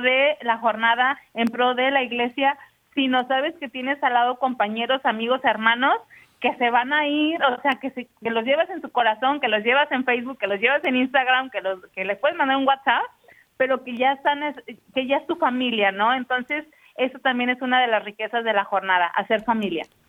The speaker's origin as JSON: {"language": "Spanish", "town": "Guadalajara", "region": "Jalisco", "country": "Mexico", "said": "yo soy de Guadalajara, entonces en Guadalajara, ¿no? O, en México"}